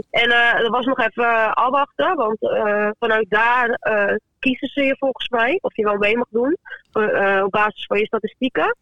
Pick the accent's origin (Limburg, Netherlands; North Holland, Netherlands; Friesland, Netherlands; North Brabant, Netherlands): Friesland, Netherlands; now in Lisse, Netherlands; ik kom uit Friesland.